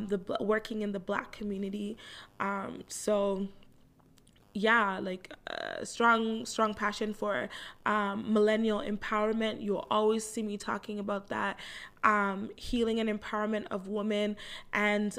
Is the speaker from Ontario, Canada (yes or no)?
yes; Toronto, Ontario, Canada; I live in Toronto, Canada. I'm 30 years old. I was born right here in Toronto. I grew up with a Jamaican background